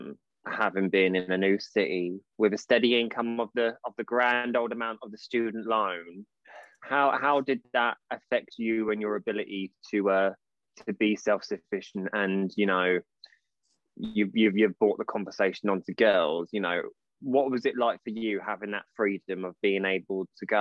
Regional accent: Portsmouth, South East England, United Kingdom; moved away as an adult; also born or lived in Derby; I'm from Portsmouth

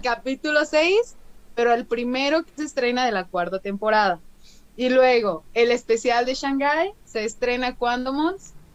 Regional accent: San Luis Potosí, Mexico; accent: medio norteña; soy de San Luis Potosí, del bello estado de San Luis Potosí

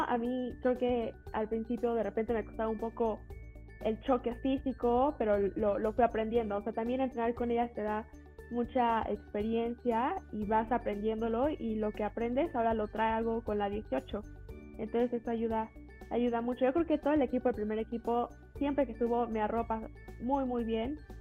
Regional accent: Toluca, State of Mexico, Mexico; moved away; yo era de Toluca, bueno, yo este, soy de Toluca

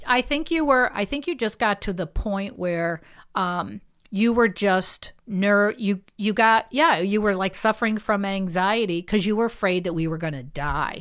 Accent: Holyoke, Massachusetts, United States; now in Chicopee, United States; I always just felt this was, this was home.

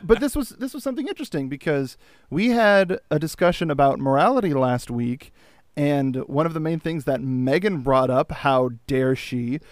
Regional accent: California, United States; I'm from Earth, California

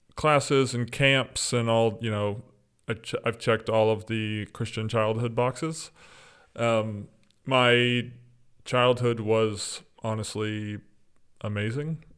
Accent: East Texas, United States; moved away as an adult; now in Orlando, United States; I grew up in East Texas, as you said, um, on the campus of a ministry

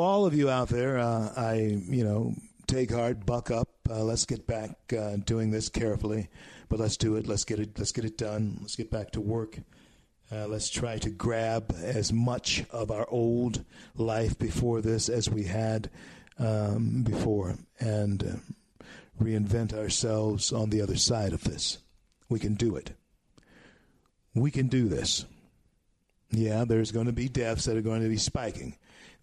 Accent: Shreveport, Louisiana, United States; Shreveport, Louisiana, my hometown. Born in Confederate Memorial Hospital.

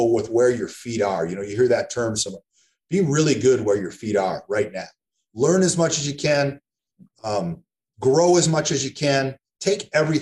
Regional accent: East Lansing, Michigan, United States; moved away as an adult; also born or lived in Eugene, Oregon; I'm from East Lansing originally, went back home

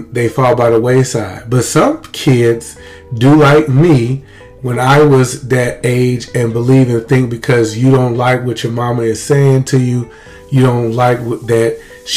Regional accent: Lumberton, Mississippi, United States; we had a great life as kids growing up in Lumberton, Mississippi.

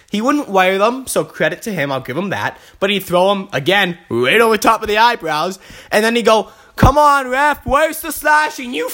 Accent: Vancouver, British Columbia, Canada; I'm from Vancouver

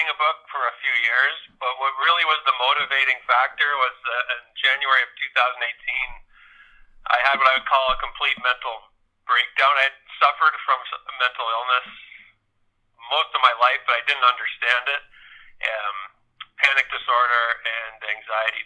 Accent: Kitchener, Ontario, Canada; where we live here, I grew up in Kitchener, Ontario

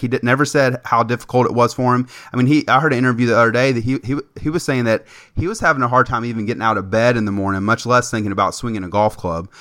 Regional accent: Lexington, Kentucky, United States; I'm from Lexington

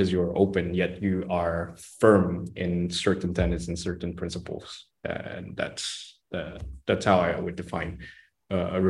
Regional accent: Malaysia; I think as a Malaysian, a reform Malaysian, they should uh, be open to changes.

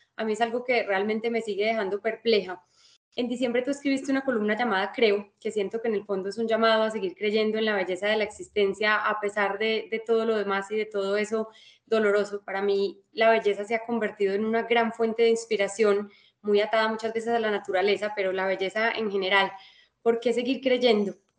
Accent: Colombia; nosotros como colombianos

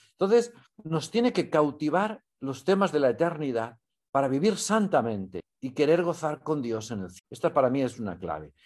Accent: Valencian Community, Spain; moved away as an adult; also born or lived in Mexico / Chile / Italy / Rome

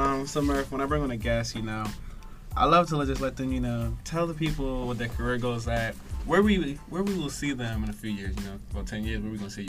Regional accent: Baltimore, Maryland, United States; I'm from Baltimore.

